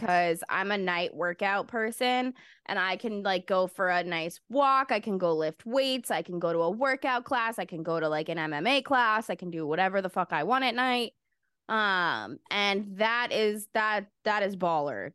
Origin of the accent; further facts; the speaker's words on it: United States; I'm an American.